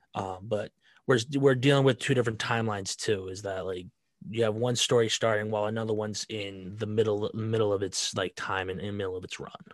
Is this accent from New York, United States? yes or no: no; Rhode Island, United States; I'm from Rhode Island.